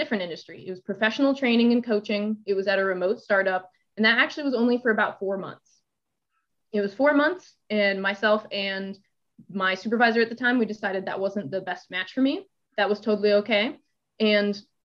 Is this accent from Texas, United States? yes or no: yes; Texas, United States; moved away as an adult; now in Pittsburgh, United States; I'm from Texas.